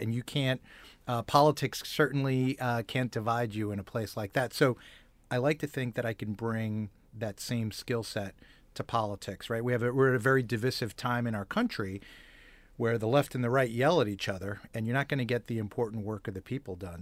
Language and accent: English; Bogota, New Jersey, United States; moved away; also born or lived in Manhattan, New York / Bronx, New York; I grew up in Bergen County, New Jersey